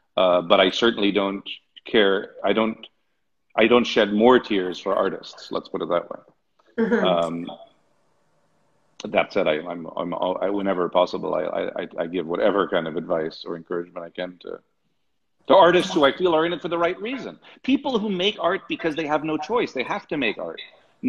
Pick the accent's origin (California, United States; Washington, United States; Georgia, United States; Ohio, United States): California, United States; Hollywood; I spent a lot of time growing up in Hollywood, and you get the same thing there.